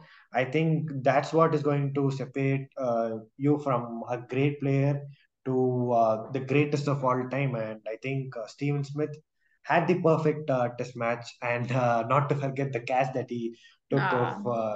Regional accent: India; And deep down, even as an Indian fan, you knew that something special had to come out of the Indian players in order to win this test. But I think the Australians were too good for us this

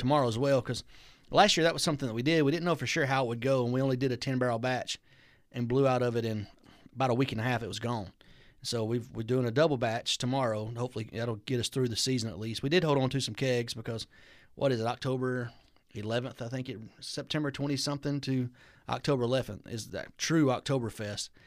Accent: Alabama, United States; also born or lived in Rome, Georgia; now in Georgia, United States; kinda my hometown area where I'm from

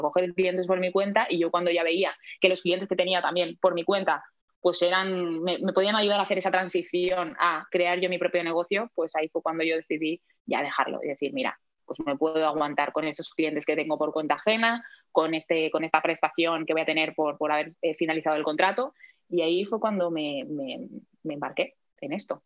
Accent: Palma, Balearic Islands, Spain; also born or lived in Madrid; ahora mismo estoy viviendo en Palma de Mallorca, que es donde nací, de aquí soy

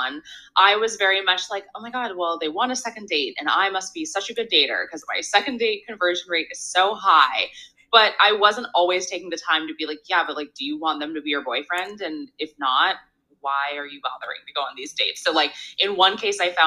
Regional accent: San Diego, California, United States; now in Los Angeles, United States; I'm from San Diego, but I've been in LA for so many years at this point

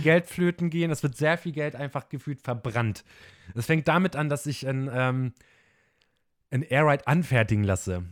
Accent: Bremen, Germany; wir kommen aus dem Norden, aus dem Bremen, also schön Moin Moin wird bei uns von morgens bis abends gesagt.

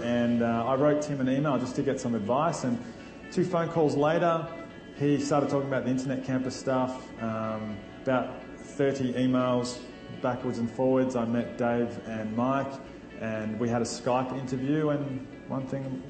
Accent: Melbourne, Victoria, Australia; We're from Melbourne, Australia.

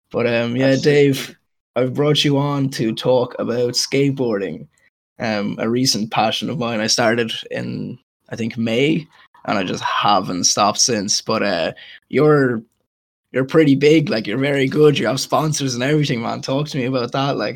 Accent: Waterford, Munster, Ireland; moved away as an adult; now in Cork, Ireland; I moved to Cork from Waterford for college, and obviously I brought my board as well.

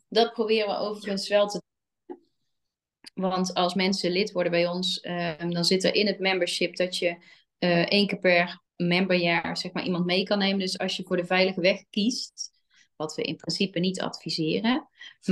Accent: 's-Hertogenbosch, North Brabant, Netherlands; wij komen allemaal uit Den Bosch

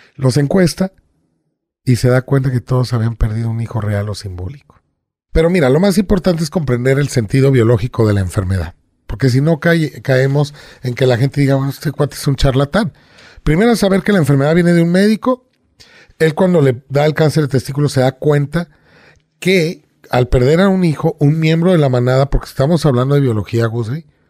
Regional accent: Veracruz, Mexico; yo de niño viví en Veracruz, en el puerto

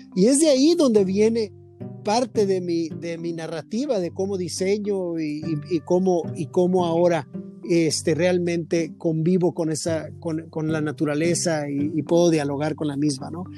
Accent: Tijuana, Baja California, Mexico; crecí en el Club Campestre de la ciudad de Tijuana

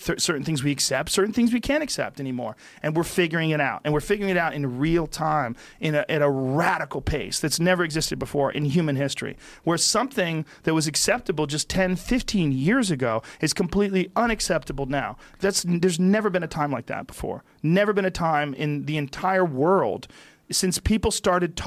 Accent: New Jersey, United States; I was born in New Jersey.

